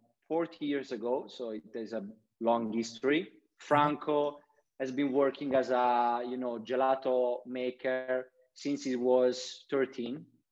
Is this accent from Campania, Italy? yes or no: no; Conversano, Apulia, Italy; English is a second language; also born or lived in Milan; I've lived in Milan for 10 years. And the first thing that I did when I came back to Puglia, to Conversano, which is my hometown. Now I live here in Conversano because of the pandemic. I moved here. I'm working from home.